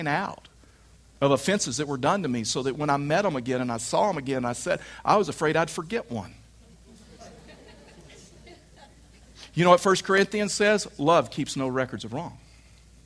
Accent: Texas, United States; I was raised in Texas

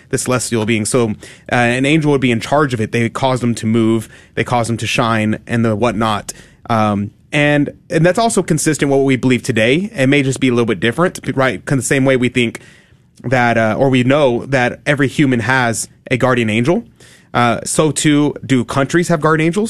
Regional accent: United States; we're Americans

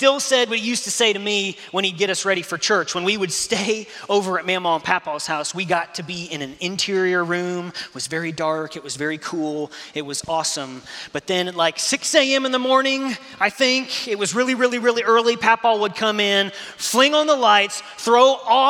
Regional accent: Indiana, United States; moved away; I'm from Indiana.

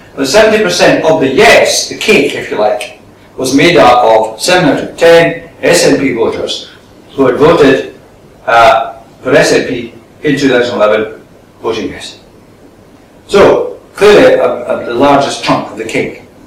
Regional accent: Scotland, United Kingdom

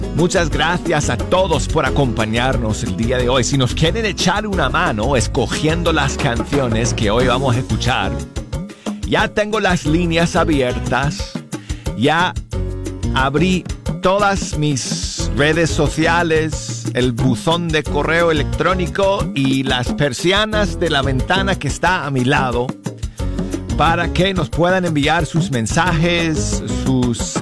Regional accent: Denver, Colorado, United States; moved away; desde mi tierra natal de Colorado y mi ciudad de Denver

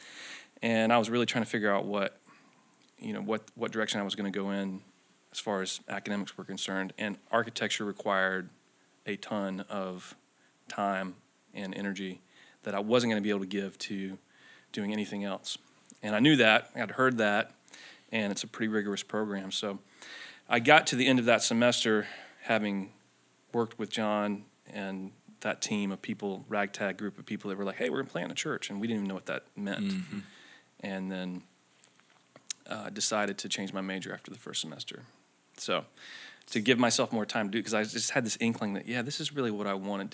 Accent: North Myrtle Beach, South Carolina, United States; I came from North Myrtle Beach, is where I'm from. So I'm from the state

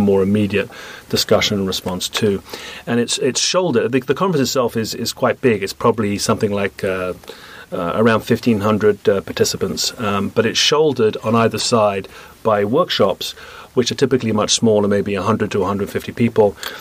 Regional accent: United Kingdom; moved away as an adult; also born or lived in Canada; now in United States; I come from Britain

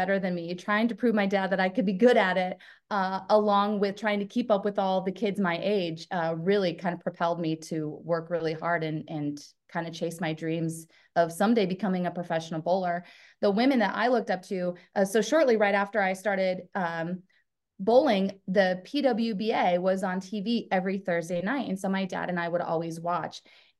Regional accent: Portland, Oregon, United States; I grew up in the Portland, Oregon area.

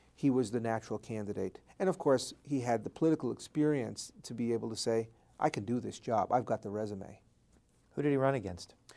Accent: Bergenfield, New Jersey, United States; It's in northern Jersey in Bergen County, right outside of New York City. The town is called Bergenfield

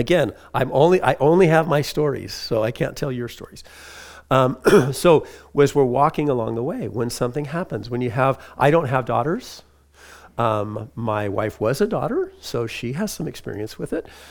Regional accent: Huntington Beach, California, United States; I grew up in Huntington Beach, California

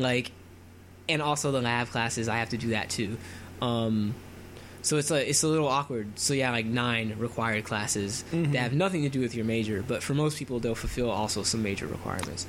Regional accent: Florida, United States; moved away; I'm from Florida, and so Florida is really humid

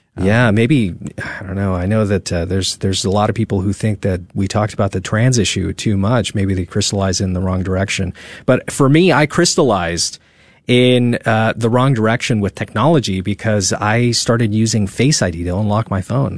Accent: California, United States; moved away as an adult; now in Texas, United States; I'm from California. Yeah, I didn't pick to be born there

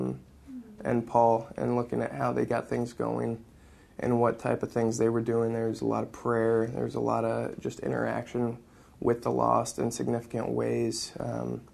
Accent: Indianapolis, Indiana, United States; I'm from Indianapolis, and I am in Kiev in the Ukraine right now

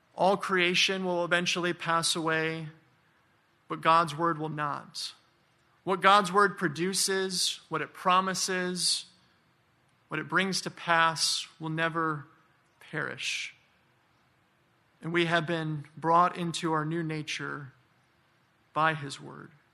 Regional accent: Michigan, United States; moved away; I'm from Michigan. I do not miss that weather at all.

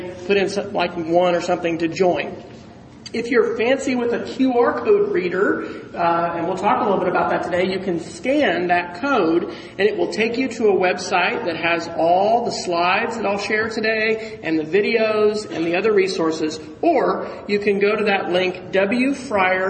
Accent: Oklahoma City, Oklahoma, United States; I hail from Oklahoma City

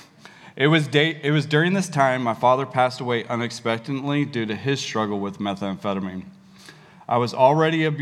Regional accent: Dallas, Texas, United States; I too grew up in the Dallas

